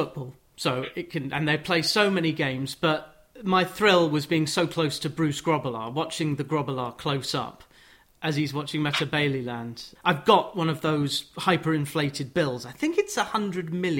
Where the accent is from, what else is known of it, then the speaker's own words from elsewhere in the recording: Watford, East of England, United Kingdom; Growing up in Watford, kind of 20 minutes from London